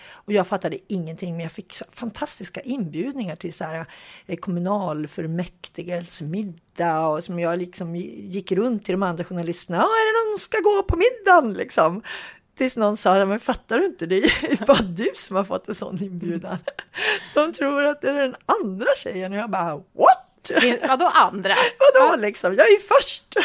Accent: Hudiksvall, Gävleborg County, Sweden; jag kommer ju från Hudik

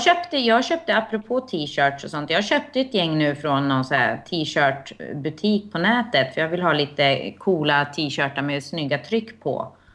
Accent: Finland; now in Sweden; som finsk medborgare

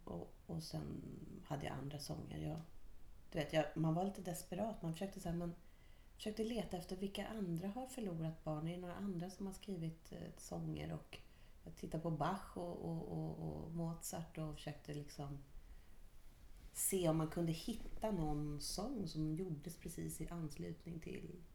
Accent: Stockholm, Stockholm County, Sweden; moved away; jag var från Stockholm

